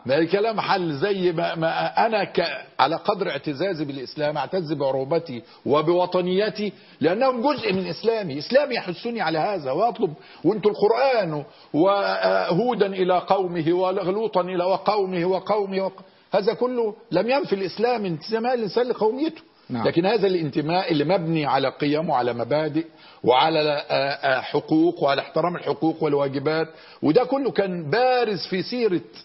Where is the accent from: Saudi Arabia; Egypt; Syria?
Egypt; كوني أنا مصري